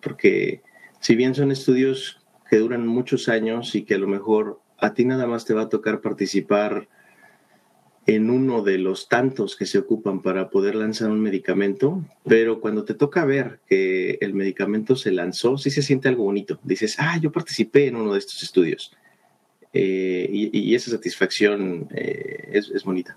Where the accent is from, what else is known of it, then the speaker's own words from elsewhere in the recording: Mexico City, Mexico; moved away as an adult; now in Vancouver, Canada; yo nací en la Ciudad de México, eh, pues estuve allá toda mi vida hasta hace tres años que decidí venirme para acá